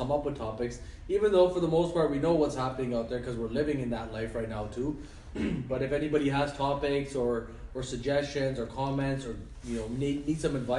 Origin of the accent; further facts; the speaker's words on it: Toronto, Ontario, Canada; while I was born and raised in Toronto, why do I have to follow the ways of how my parents were raised?